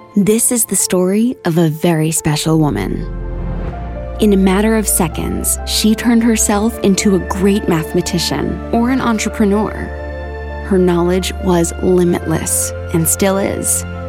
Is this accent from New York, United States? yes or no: yes; Dutchess County, New York, United States; also born or lived in Albany; I grew up in Dutchess County